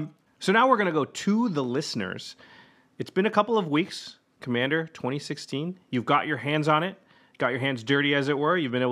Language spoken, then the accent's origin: English; Portland, Oregon, United States; I'm from Portland, so I'm a Timbers guy.